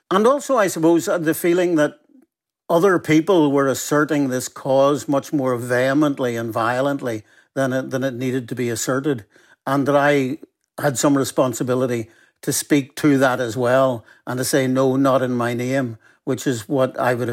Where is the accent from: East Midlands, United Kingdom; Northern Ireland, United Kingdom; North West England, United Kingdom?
Northern Ireland, United Kingdom; I grew up in Northern Ireland. I lived through most of the troubles in the North.